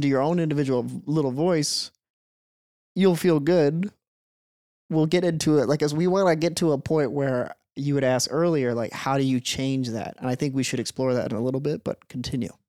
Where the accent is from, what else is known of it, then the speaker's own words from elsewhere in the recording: Peoria, Illinois, United States; now in Minnesota, United States; Grew up in Peoria, Illinois.